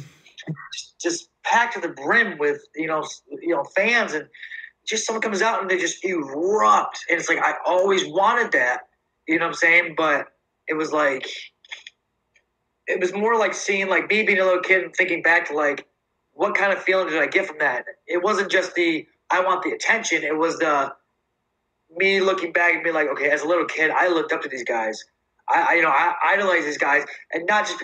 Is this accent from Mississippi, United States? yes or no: no; upstate New York, United States; moved away; I'm originally a New Yorker